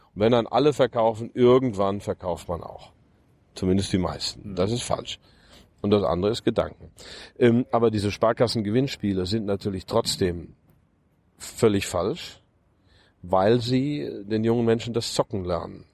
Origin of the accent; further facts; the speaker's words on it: Germany; moved away as an adult; also born or lived in United States; das Land, in dem ich aufgewachsen bin, ähm, am Herzen liegt und, und, und mein Heimatland